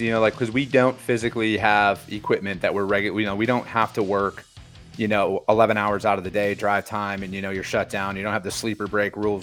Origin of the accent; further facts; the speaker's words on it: Wisconsin, United States; now in Phoenix, United States; I'm a Wisconsin boy, born and raised, you know, from a small farming community out there.